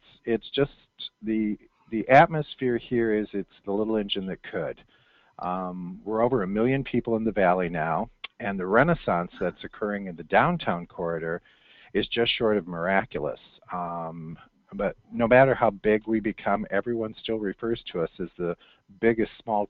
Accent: Detroit, Michigan, United States; moved away as an adult; now in Tucson, United States; We've done life in the big city. I'm from the Detroit area. I don't need to live in the metropolis again.

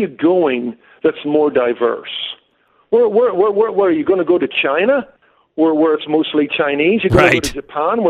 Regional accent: Northern Ireland, United Kingdom; moved away as an adult; now in Los Angeles, United States; I came from Northern Ireland

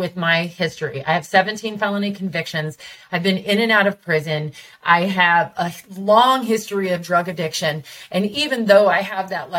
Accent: Tacoma, Washington, United States; moved away as an adult; also born or lived in Seattle, Washington; now in Vista, United States; I'm from Tacoma, and I was raised on the hilltop and on the east side

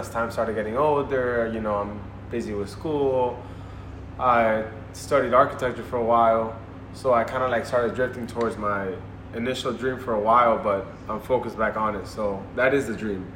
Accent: Miami, Florida, United States; we're both born and raised in Miami.

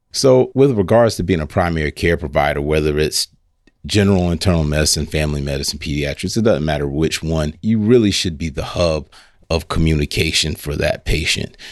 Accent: Lake City, United States; I grew up right here in Lake City, small community right outside Lake City called Hog Eye

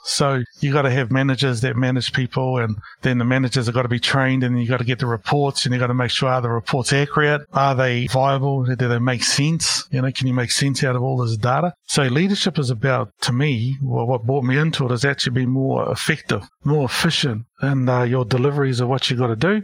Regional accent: Porirua, Wellington, New Zealand; moved away as an adult; also born or lived in Christchurch / Hamilton / Auckland; I grew up in Porirua, Wellington

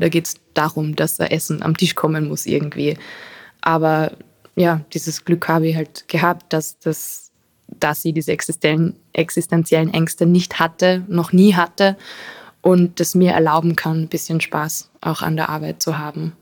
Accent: Carinthia, Austria; also born or lived in Arizona, United States; now in Vienna, Austria; ich bin in Kärnten aufgewachsen, in einem Haus neben Wald, wo man nur Berge und Fluss und Wiese sieht

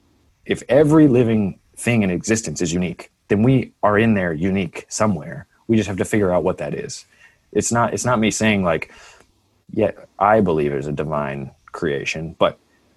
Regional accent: Canada; I'm a Canadian

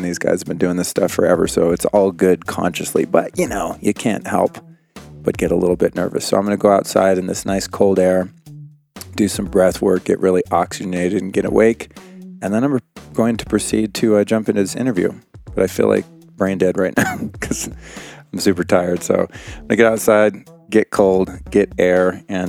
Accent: Aspen, Colorado, United States; moved away; I'm originally from Aspen

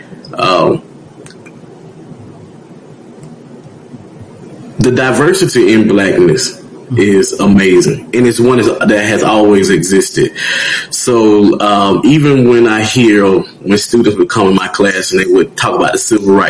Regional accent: Tuskegee, Alabama, United States; I'm from Tuskegee, Alabama.

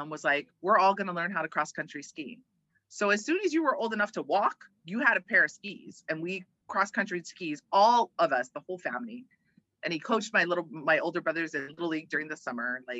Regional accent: Hawaii, United States; also born or lived in Omaha; And then we moved to Hawaii when I was 11. Both of my brothers were born in California. I was born in Omaha.

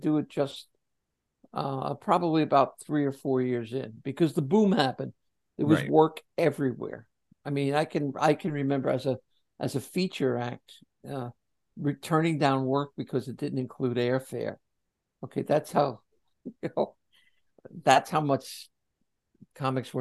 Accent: New Jersey, United States; Born and raised in Jersey

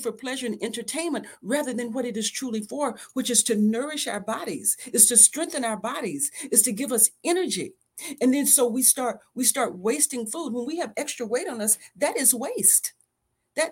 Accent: the South, United States; I'm from the South. I grew up on the farm.

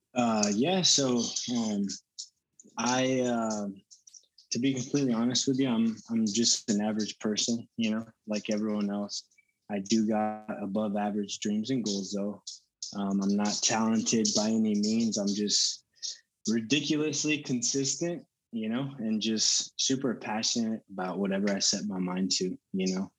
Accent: Denton, Texas, United States; also born or lived in Allen, Texas; I was born and raised in Texas. I lived in Allen up until about seventh grade, and then from seventh grade up until I graduated, I grew up in Denton

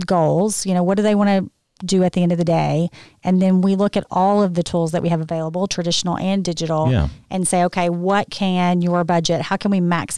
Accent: Arkansas, United States; accent: Southern; moved away; also born or lived in Memphis, Tennessee; I was born in Arkansas.

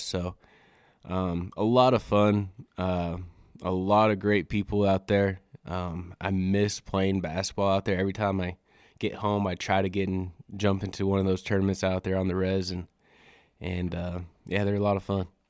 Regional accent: Riverton, Wyoming, United States; moved away as an adult; now in Alpine, United States; I'm originally from Wyoming, born and raised in Riverton, Wyoming, out in the Wind River Reservation.

